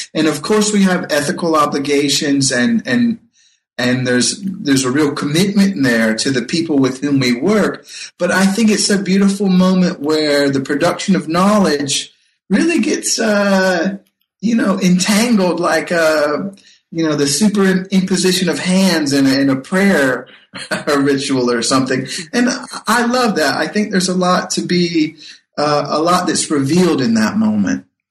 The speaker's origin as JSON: {"language": "English", "region": "North Carolina", "country": "United States", "tie": "born or raised there", "said": "when I was uh, a boy growing up in North Carolina"}